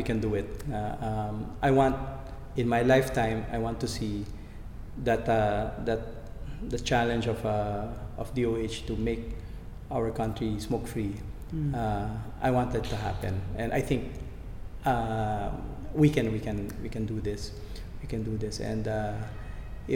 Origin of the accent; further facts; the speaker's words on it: Philippines; tayo mga Pilipino, we're closely knit